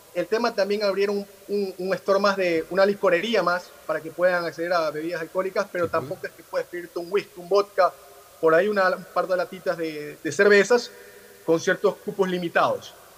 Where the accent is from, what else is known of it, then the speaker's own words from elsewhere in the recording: Ecuador; como ecuatorianos